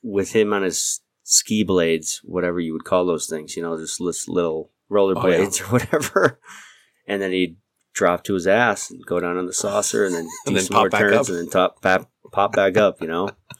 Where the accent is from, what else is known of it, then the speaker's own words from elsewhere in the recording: New York, United States; moved away as an adult; also born or lived in Eastern New Mexico; Growing up in New York